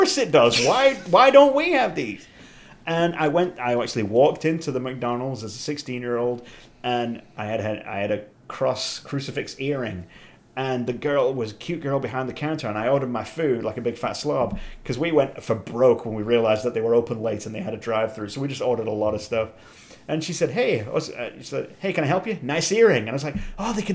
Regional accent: England, United Kingdom; being English in the 80s

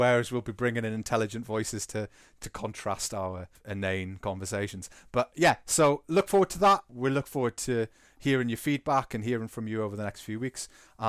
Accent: England, United Kingdom; If you hadn't realised, we're English, and therefore we are contractually obliged to talk about what happened on Sunday

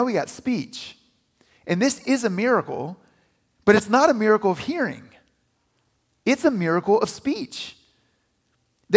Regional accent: United States; I grew up near West Virginia.

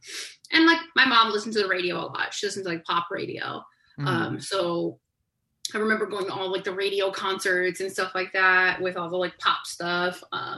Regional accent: Johnston, Rhode Island, United States; moved away as an adult; also born or lived in Hartford, Connecticut; now in Los Angeles, United States; I grew up in Rhode Island.

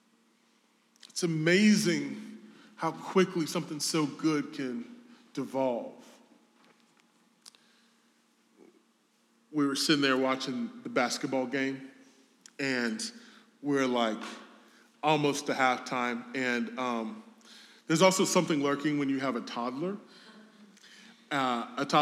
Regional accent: the South, United States; I'm from the South.

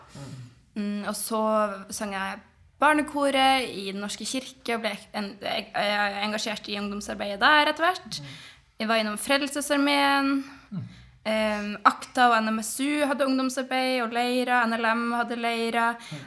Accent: Northern Norway, Norway; jeg er nordlending

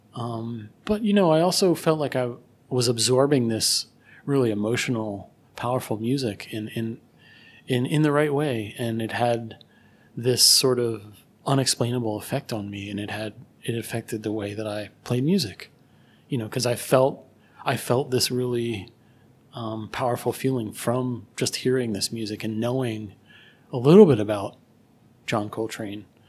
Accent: Philadelphia, Pennsylvania, United States; I grew up in Philadelphia

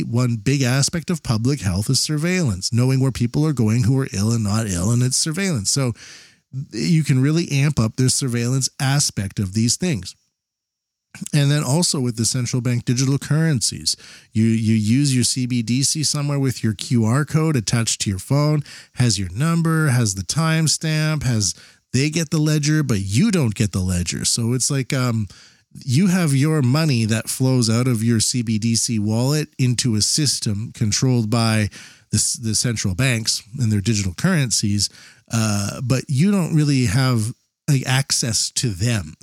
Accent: Canada; now in Japan; I'm Canadian living in Japan

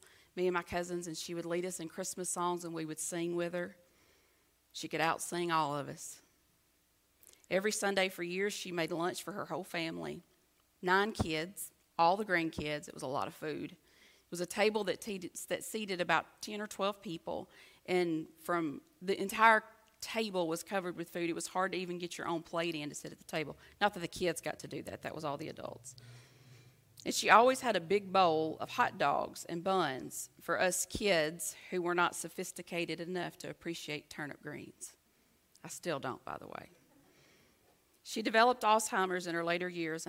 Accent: near Red Bay, Alabama, United States; from Red Bay, Alabama, which just happens to be 7 miles from my hometown

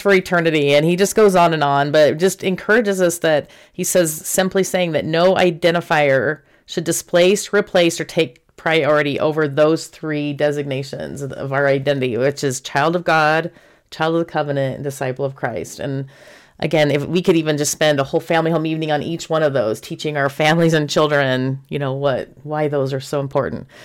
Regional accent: Houston, Texas, United States; when I was in high school growing up in Houston, Texas

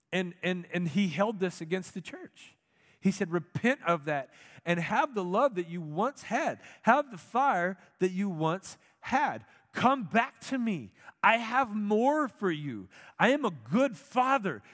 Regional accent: United States; as an American Christian

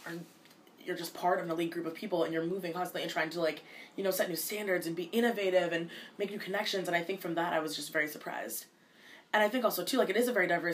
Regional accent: United States; I'm a Ugandan American because I was born here in America, but my parents, both of them were born and raised in Uganda

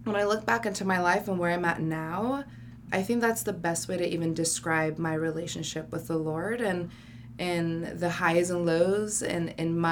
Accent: Los Angeles, California, United States; I was born and raised in L.A., so that's a culture within itself

